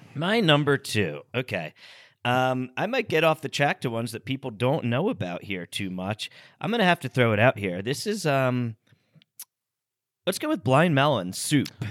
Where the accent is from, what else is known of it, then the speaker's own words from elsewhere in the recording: United States; we grew up here in the States